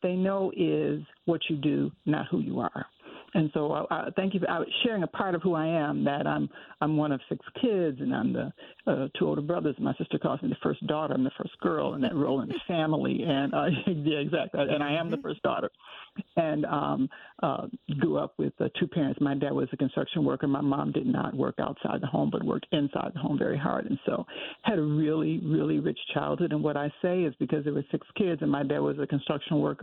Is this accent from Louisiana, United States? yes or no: no; Detroit, Michigan, United States; And so I grew up in Detroit